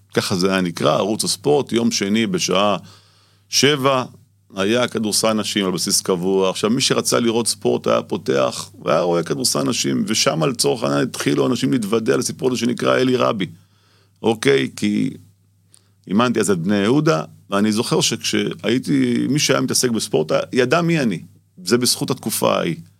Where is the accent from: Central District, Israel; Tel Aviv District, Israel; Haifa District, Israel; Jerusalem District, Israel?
Tel Aviv District, Israel; Tel Aviv; אני גדלתי בשכונות התקווה